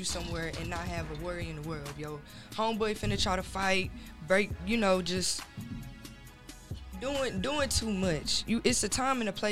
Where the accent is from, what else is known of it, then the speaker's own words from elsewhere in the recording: Corsicana, Texas, United States; I'm from Corsicana.